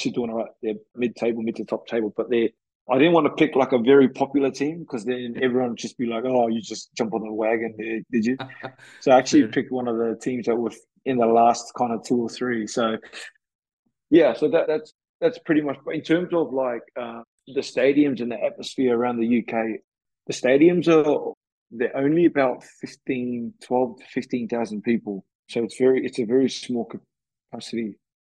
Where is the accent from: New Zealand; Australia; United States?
Australia; moved away as an adult; also born or lived in England; I'm from Australia. My actual background is Samoan, so my family moved over to Australia before I was born, and they settled there.